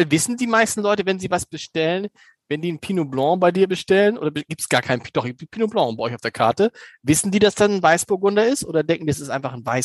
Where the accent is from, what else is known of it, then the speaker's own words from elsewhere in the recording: Germany; ich bin halt ein Deutscher, offensichtlich.